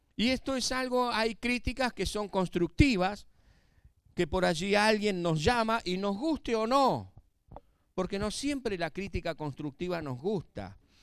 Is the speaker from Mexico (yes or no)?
no; Argentina; los que estamos acá somos argentinos.